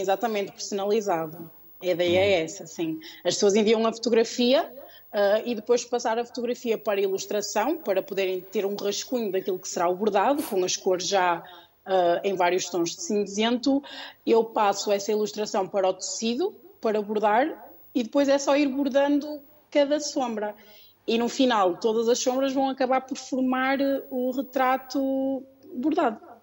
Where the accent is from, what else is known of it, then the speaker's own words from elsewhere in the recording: Porto, Norte, Portugal; also born or lived in Lisbon, Portugal; no Porto, que é de onde eu sou